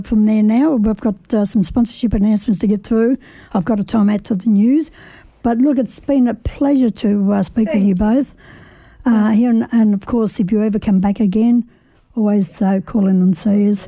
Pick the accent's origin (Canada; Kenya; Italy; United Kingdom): Italy; now in Australia; I'm Italian descent, so mm-hmm. um, you know, I was raised in Italy